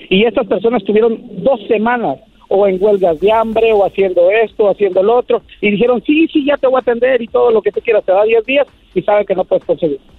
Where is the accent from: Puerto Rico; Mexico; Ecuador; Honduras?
Mexico; Michoacán; moved away; also born or lived in United States; soy de Michoacán, dice. Eh. ya sabrás. De los indios de Michoacán.